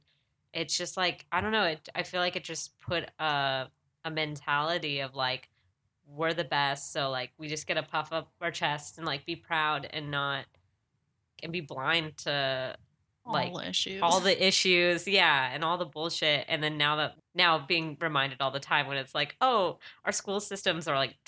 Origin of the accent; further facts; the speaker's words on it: San Diego, California, United States; because I'm from San Diego, so military.